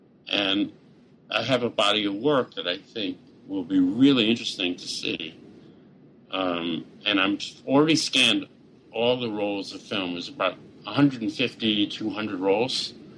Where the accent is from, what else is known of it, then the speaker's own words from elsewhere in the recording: New York, United States; And, you know, just being a New Yorker all my life and sort of dropping into the middle of rural Georgia was such an experience for me